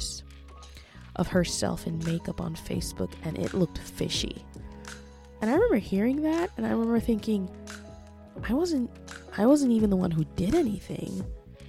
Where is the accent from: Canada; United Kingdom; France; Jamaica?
Jamaica; moved away; As a Jamaican